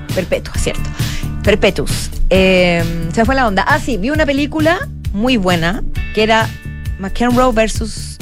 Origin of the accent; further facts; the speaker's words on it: Chile; cómo somos los chilenos